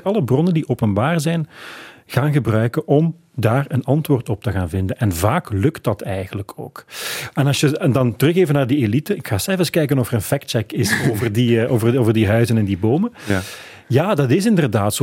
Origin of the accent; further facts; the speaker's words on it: Flanders, Belgium; bij ons in Vlaanderen